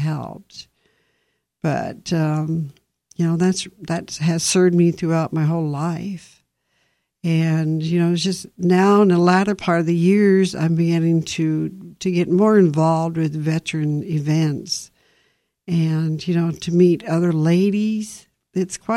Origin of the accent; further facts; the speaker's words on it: Warm Springs, Oregon, United States; I grew up in Warm Springs